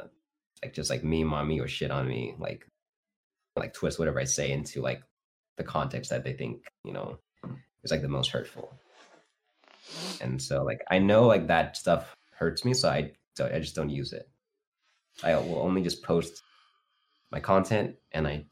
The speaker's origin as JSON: {"language": "English", "town": "Fresno", "region": "California", "country": "United States", "tie": "born or raised there", "said": "I grew up in Fresno, so I was like one of the only Asian kids, actually, at the time"}